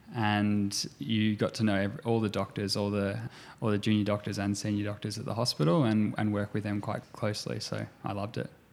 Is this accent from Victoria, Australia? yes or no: yes; Gippsland, Victoria, Australia; also born or lived in Geelong / Melbourne; I grew up in Gippsland